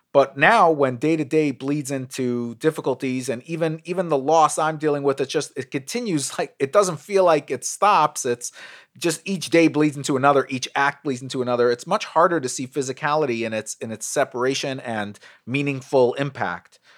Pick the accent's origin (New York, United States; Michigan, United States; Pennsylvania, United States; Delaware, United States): New York, United States; New York City; I grew up in Brooklyn.